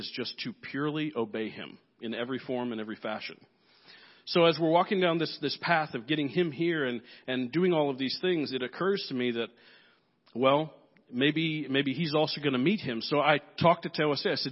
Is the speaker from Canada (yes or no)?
no; Nigeria; I'm here from Nigeria